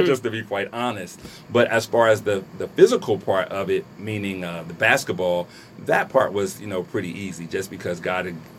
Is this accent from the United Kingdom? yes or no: no; Trenton, New Jersey, United States; I'm born and raised in Trenton, New Jersey. I'm a Trentonian.